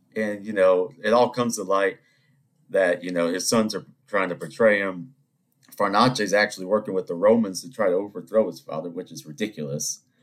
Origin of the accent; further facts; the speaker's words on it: Charleston, South Carolina, United States; I, am from South Carolina, I'm from Charleston